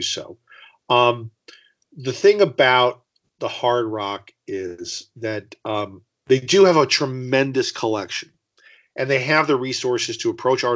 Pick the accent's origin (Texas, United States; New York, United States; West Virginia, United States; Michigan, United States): Michigan, United States; Detroit; I grew up in Detroit